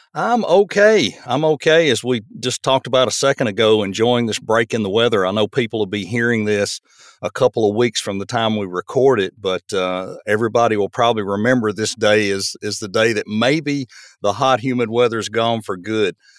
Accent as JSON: {"language": "English", "town": "Murfreesboro", "region": "Tennessee", "country": "United States", "tie": "born or raised there", "moved": "as an adult", "lives_now": "Portland, United States", "said": "as a kid growing up in Murfreesboro"}